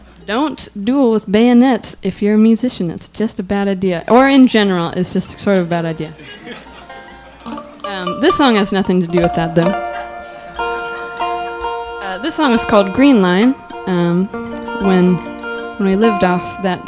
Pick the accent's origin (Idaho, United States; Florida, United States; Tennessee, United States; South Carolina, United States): Idaho, United States; Sandpoint; I was interning at a newspaper in my hometown